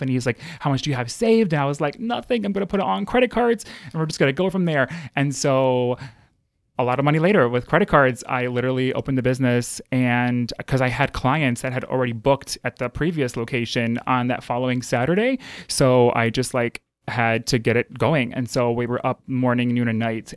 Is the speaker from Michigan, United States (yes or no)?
yes; Detroit suburbs, Michigan, United States; moved away as an adult; now in Chicago, United States; I was born and raised in Michigan and uh, Detroit suburbs, and I moved to Chicago uh, January 1st, 2013.